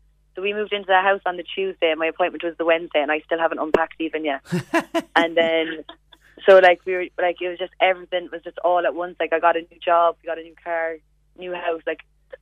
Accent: Glanworth, Munster, Ireland; moved away; We're from Glanworth.

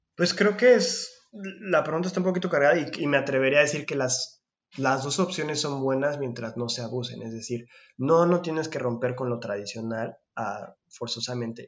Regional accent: Mexico; moved away; soy mexicano

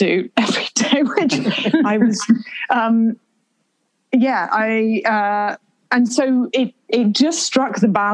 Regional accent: United Kingdom; I, being very British

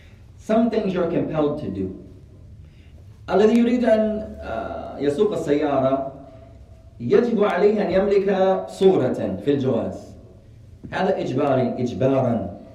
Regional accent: Somalia; I'm cold, I'm from Somalia. I'm cold, ya akhi.

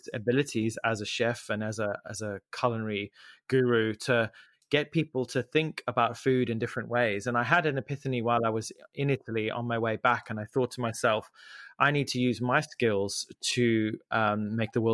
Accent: Zimbabwe; moved away; I grew up in Zimbabwe

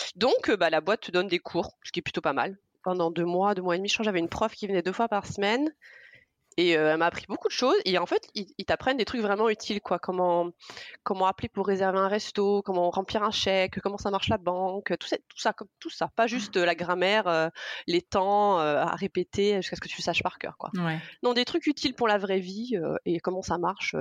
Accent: Provence-Alpes-Côte d'Azur, France; moved away as an adult; also born or lived in Brazil / Montpellier; now in Argentina; J'ai passé toute ma vie euh, en Provence, dans le sud de la France

